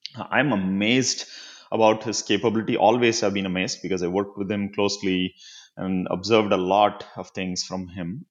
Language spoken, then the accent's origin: English; Chennai, Tamil Nadu, India; now in United States; I grew up in Chennai